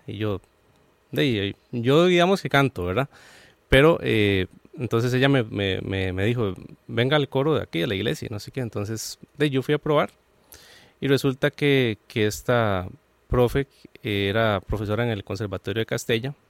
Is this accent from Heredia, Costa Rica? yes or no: yes; San Joaquín de Flores, Heredia, Costa Rica; de donde yo soy, que es de San Joaquín de Flores